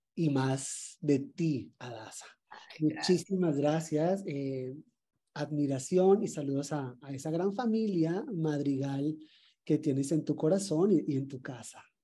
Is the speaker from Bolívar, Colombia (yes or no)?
yes; Cartagena, Bolívar, Colombia; moved away; yo nací en el departamento de Bolívar, pero me crié en Cartagena.